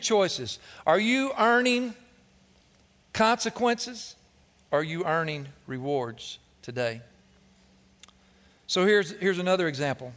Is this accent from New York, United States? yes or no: no; Cleveland, Tennessee, United States; growing up in the Vatican City, Cleveland, Tennessee